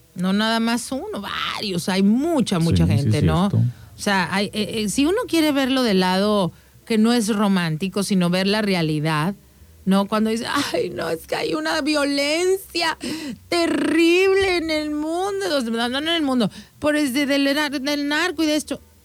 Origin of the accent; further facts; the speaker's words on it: Mexico; nosotros como mexicanos